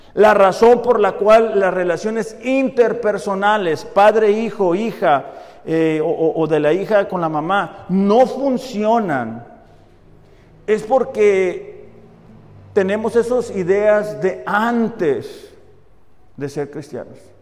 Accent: Mexico; nosotros como mexicanos

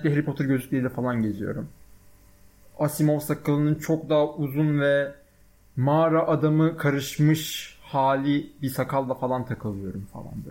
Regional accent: Balıkesir, Turkey; Aslan Balıkesirliyim. Bu önemli bilgi. Onun dışında işte doğma büyüme Balıkesirliyim. 18 yaşıma kadar Balıkesir'de yaşadım.

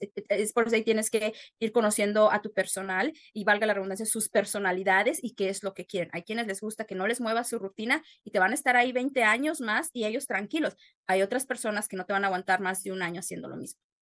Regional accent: Jerécuaro, Guanajuato, Mexico; moved away as an adult; also born or lived in Querétaro / Aguascalientes; now in Newton, Wisconsin, United States; soy originaria de Jerecuaro, Guanajuato

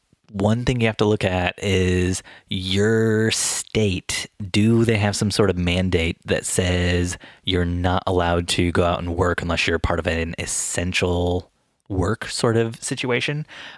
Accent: Elkhart, Indiana, United States; I grew up in the Elkhart Goshen area where the RV Motorhome Hall of Fame is.

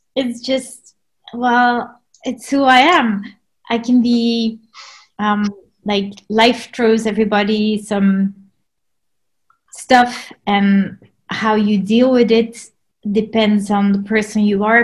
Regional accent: Belgium; moved away as an adult; also born or lived in Grand Cayman; now in West Sussex, United Kingdom; I am from Belgium. So that's where I was born and raised

